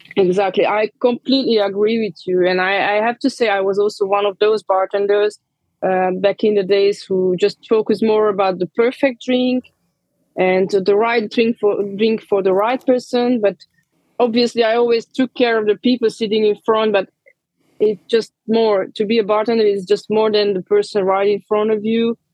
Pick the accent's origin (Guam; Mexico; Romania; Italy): Romania; born or raised there; moved away as an adult; also born or lived in London / Geneva